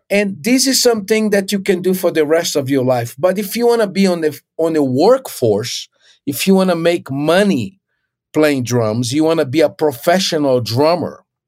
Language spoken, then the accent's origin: English; Recife, Pernambuco, Brazil; moved away as an adult; also born or lived in Rio de Janeiro, Brazil; I was born in Brazil, and I, I was in Recife, which is northeast.